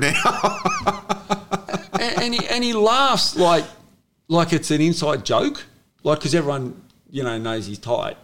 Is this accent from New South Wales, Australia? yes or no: yes; Sydney, New South Wales, Australia; I was born in St George Hospital